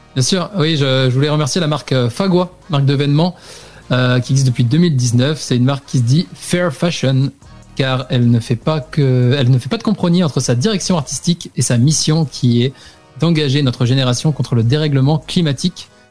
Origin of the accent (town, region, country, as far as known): France